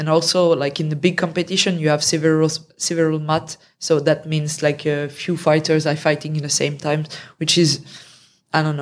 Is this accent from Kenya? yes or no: no; France; English is a second language; also born or lived in Canada / Romania; Um, yeah, yeah, let's say so. But I've been traveling a lot and living in other countries as well.